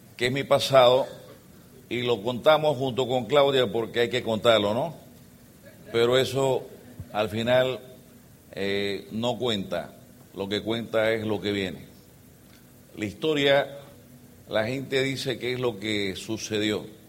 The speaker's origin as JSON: {"language": "Spanish", "country": "El Salvador", "tie": "born or raised there", "also_born_or_lived": "Geneva", "moved": "as an adult", "said": "somos salvadoreños, venimos de un país muy pequeño, un poquito más grande que ustedes, tenemos 6 millones de personas y tenemos 20 mil kilómetros cuadrados. Y ahí nacimos. Ahí nací yo"}